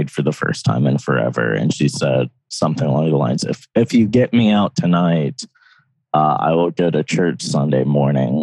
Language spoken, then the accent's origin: English; Loudondale, Appalachia, United States; I grew up in this small holler called Loudondale